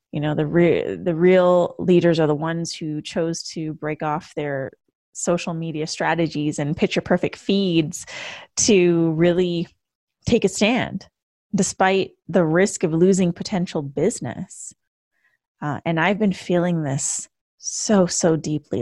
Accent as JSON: {"language": "English", "country": "Canada", "moved": "as an adult", "lives_now": "United States", "said": "a Canadian who moved to the U S in two thousand fourteen"}